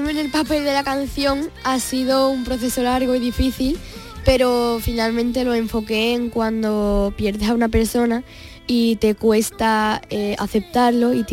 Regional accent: Arahal, Andalusia, Spain; De Araal.

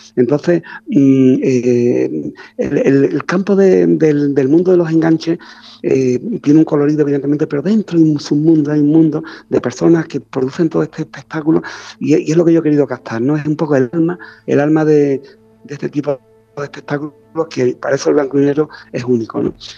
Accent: Ronda, Andalusia, Spain; tanto en Ronda, que es mi ciudad natal, como en Sevilla

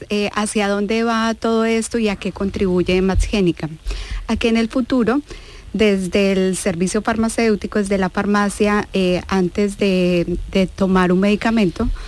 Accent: Colombia; moved away as an adult; also born or lived in Granada; now in Seville, Spain; En Sevilla ya seis años. Em, y yo nací en Colombia, en Colombia.

